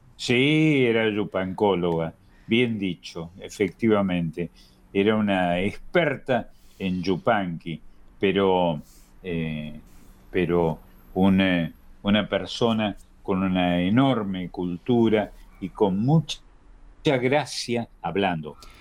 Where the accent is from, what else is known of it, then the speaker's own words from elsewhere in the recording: Argentina; somos argentinos